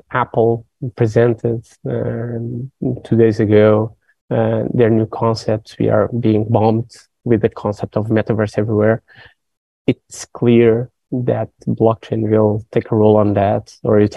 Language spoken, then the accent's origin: English; Portugal; I'm from Portugal